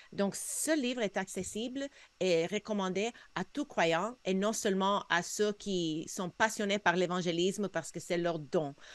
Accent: United States; now in Canada; J'ai grandi aux États-Unis, on avait beaucoup plus de chrétiens que ce qu'on a au Québec

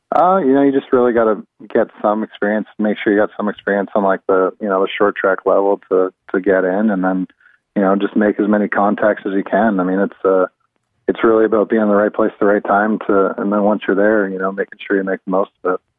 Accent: London, Ontario, Canada; I'm from I'm actually from Ontario, from London originally

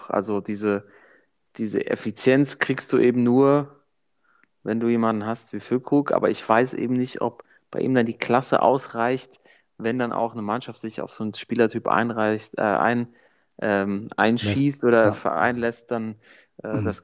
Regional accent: Germany; Ich bin, bin Deutscher halt, weißt du so.

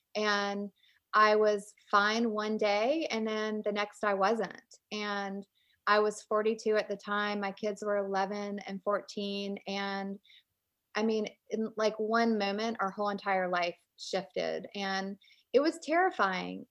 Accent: Richmond, Virginia, United States; moved away as an adult; also born or lived in Alabama; now in North Carolina, United States; I grew up in Richmond, Virginia, and I live in North Carolina now

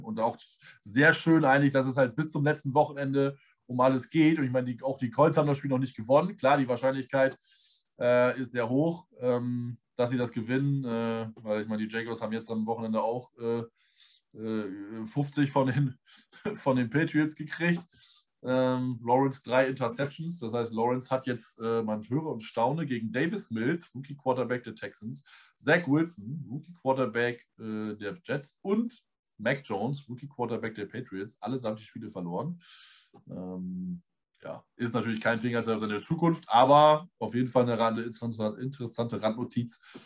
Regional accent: Northern Germany, Germany; wir sind Norddeutsche

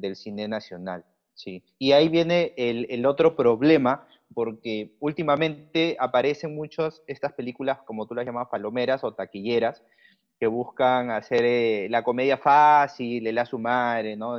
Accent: Lima, Peru; yo soy limeño, soy peruano.

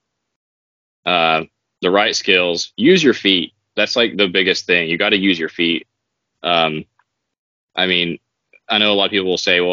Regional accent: Tennessee, United States; when I got back to Tennessee, I went back on my hometown river

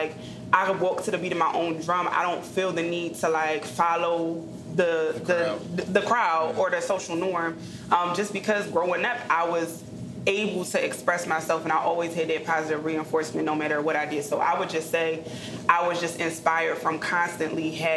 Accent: Eddystone, Pennsylvania, United States; also born or lived in Prospect Park, Pennsylvania / Chester, Pennsylvania; I actually grew up at Eddystone.

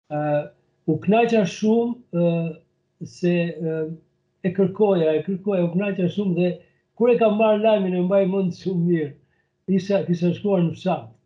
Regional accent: Gramsh / Skrapar area, Elbasan County, Albania; moved away as an adult; also born or lived in Lushnjë / Tirana; now in Bergamo, Italy; un kam lindur në në Shëmbërdhej të Tomorricës, që i përkesh një zonë geografike që e ndanë Gramsci dhe Skrapari, zona jugore e saj është, është i përkesh Skraparit, ku edhe unë kam lindur

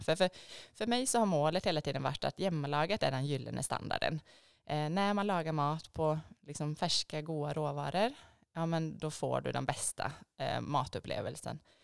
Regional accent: Borås, Västra Götaland, Sweden; moved away as an adult; also born or lived in Stockholm, Sweden; now in Lierskogen, Norway; Borås i Sverige

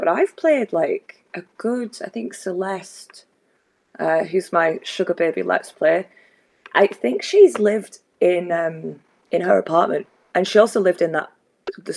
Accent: Scotland, United Kingdom; we're Scottish

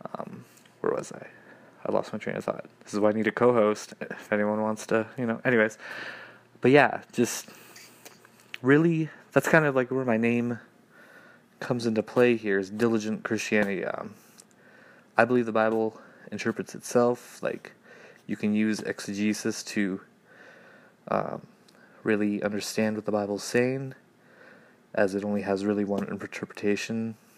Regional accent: Canada; from Canada. No, I don't live in an igloo.

